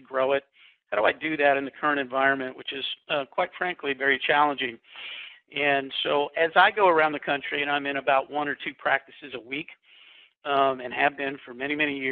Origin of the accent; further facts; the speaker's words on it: Kansas, United States; now in Summerfield, North Carolina, United States; I grew up in Kansas, and growing up in Kansas, it was kind of a Norman Rockwell experience.